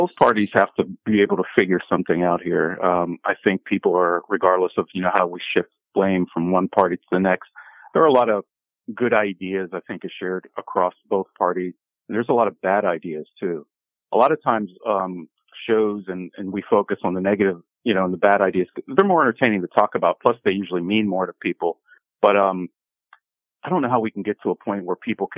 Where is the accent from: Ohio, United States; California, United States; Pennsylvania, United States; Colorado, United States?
Pennsylvania, United States; Pittsburgh; moved away; I'm from PA. So, you know, I'm from Pittsburgh.